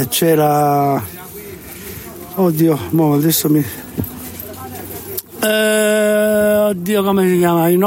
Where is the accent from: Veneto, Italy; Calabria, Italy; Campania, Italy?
Calabria, Italy; moved away; io, io vengo da un paese vengo dalla Calabria, cioè 50 ecco, anni che sono qua, vado spesso in Calabria, ho tutti i miei.